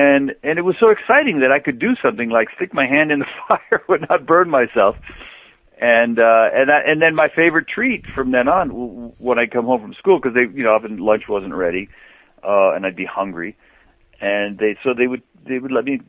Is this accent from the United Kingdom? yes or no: no; Mexico; moved away; Well, I grew up in Mexico. My father took us there when I was two. So I to me that was home, and that was a culture that I grew up in.